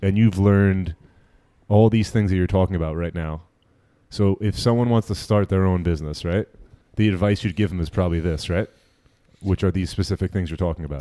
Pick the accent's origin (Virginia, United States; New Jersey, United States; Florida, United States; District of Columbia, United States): New Jersey, United States; I'm a Jew from Jersey